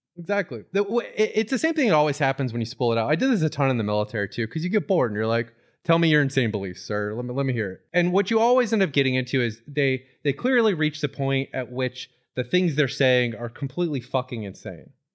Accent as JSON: {"language": "English", "region": "Florida", "country": "United States", "tie": "born or raised there", "said": "my childhood growing up in Florida"}